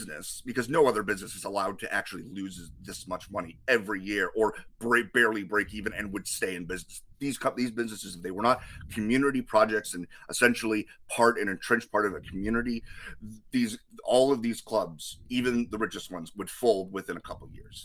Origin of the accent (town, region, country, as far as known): United States